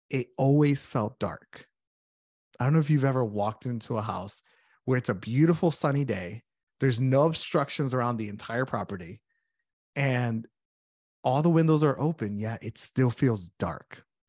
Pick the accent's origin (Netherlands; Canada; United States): United States; Connecticut; moved away as an adult; now in Saint Cloud, United States; I am originally from Connecticut